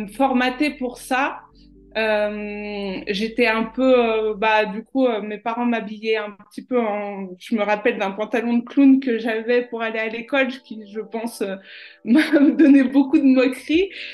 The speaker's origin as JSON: {"language": "French", "country": "France", "also_born_or_lived": "Chambéry / Marseille / Majorca", "said": "je l'ai aussi vécu en tant que Française dans une cité"}